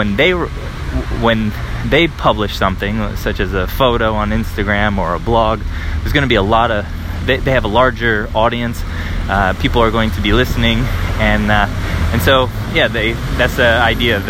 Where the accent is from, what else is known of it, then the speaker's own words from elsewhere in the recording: United States; now in Paris, France; I'm an American